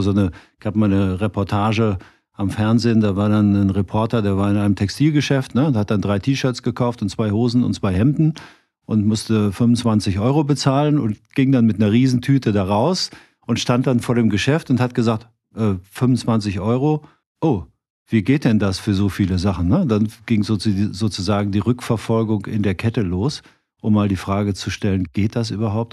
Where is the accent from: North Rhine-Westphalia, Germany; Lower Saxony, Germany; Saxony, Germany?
North Rhine-Westphalia, Germany; Cologne; wie wir in Köln immer so schön sagen